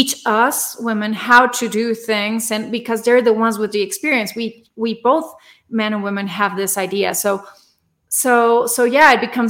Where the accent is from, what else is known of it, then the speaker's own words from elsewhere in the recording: Torreón, Coahuila, Mexico; now in Mexico City, Mexico; I'm from a small city in the north of Mexico. I'm from Torreón, but I live in Mexico City now.